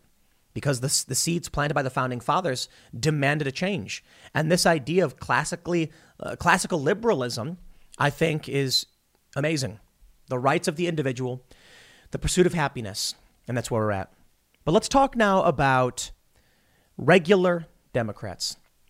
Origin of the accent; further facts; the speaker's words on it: Chicago, Illinois, United States; moved away; also born or lived in New York; I grew up in Chicago.